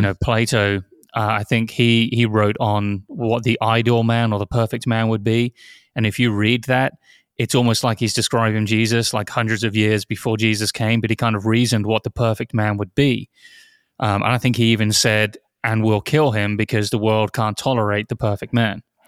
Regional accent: near Oxford, South East England, United Kingdom; moved away; I grew up near Oxford

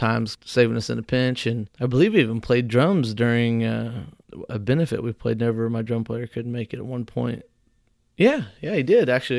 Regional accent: Whitehall, United States; my hometown of Whitehall

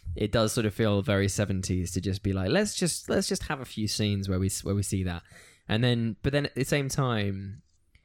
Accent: United Kingdom; in Britain we have a real sense of it wasn't always Christian

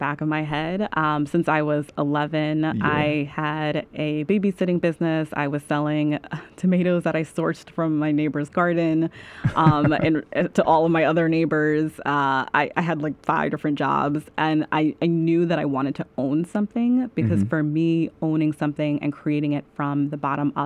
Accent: New York City, New York, United States; I'm from Staten Island

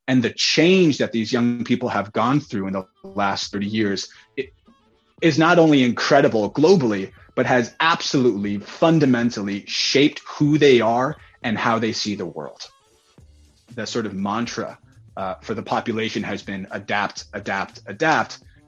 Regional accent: United States; So I'm an American millennial. I was born in 1990.

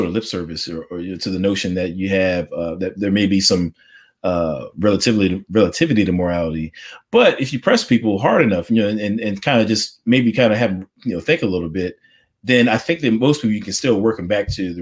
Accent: United States; I'm an African-American, I'm an American.

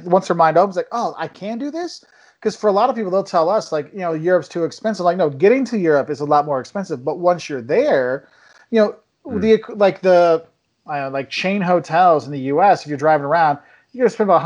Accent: Quincy, Illinois, United States; moved away; Where I'm originally from, on the other side of the state, it's like got these beautiful rolling hills

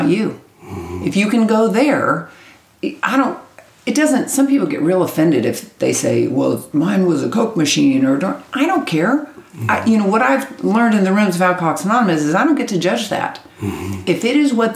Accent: Kansas, United States; born or raised there; moved away as an adult; now in Texas, United States

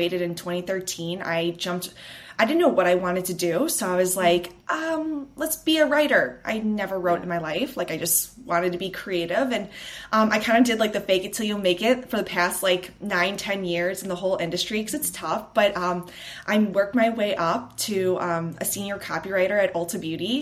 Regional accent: Chicago, Illinois, United States; moved away as an adult; now in Los Angeles, United States; I am from Chicago, but I just actually moved to LA 6 months ago with my fiance

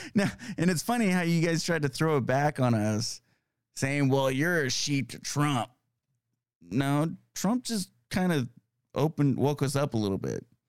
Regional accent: California, United States; moved away; it's nice to see my home state. Um, I still have a lot of family out there

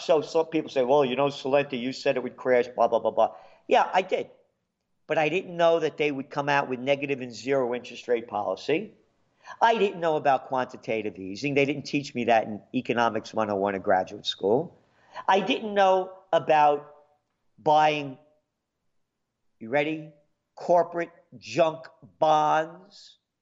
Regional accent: New York City, New York, United States; born in the Bronx

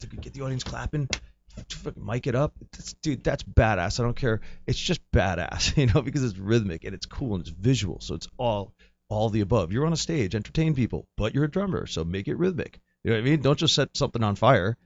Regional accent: New Jersey, United States; I'm from New Jersey, so I'm, like, based out of my parents' house

